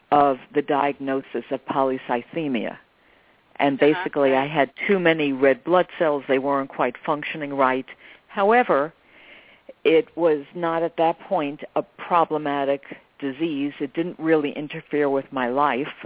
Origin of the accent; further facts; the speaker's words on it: New York, United States; I'm a New Yorker. You're inconvenienced all the time.